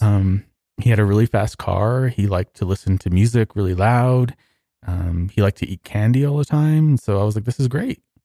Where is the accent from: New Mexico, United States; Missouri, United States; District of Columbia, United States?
New Mexico, United States; Socorro; also born or lived in Texas; I was born in Socorro